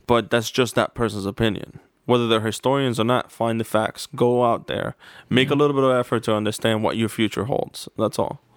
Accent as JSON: {"language": "English", "country": "United States", "said": "I am an American"}